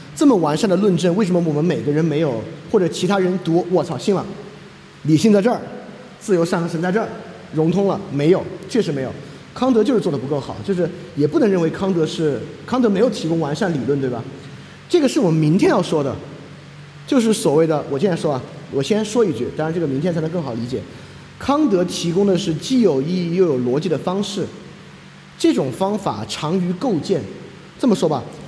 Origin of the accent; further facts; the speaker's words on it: China; 我也是中国人